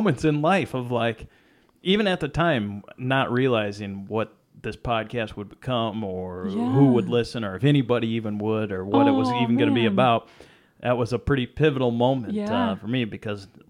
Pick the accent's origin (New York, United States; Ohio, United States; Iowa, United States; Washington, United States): Iowa, United States; Mason City; moved away; I grew up in this town, Mason City, Iowa